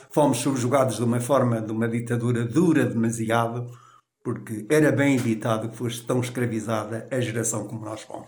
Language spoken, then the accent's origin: Portuguese; Canas de Senhorim, Viseu, Portugal; also born or lived in Santarém; Nasci na rua, no Rocio de Baixo, então não havia nome de ruas, Rocio de Baixo. Onde estou ainda é hoje, com a minha alfaiataria, há 63 anos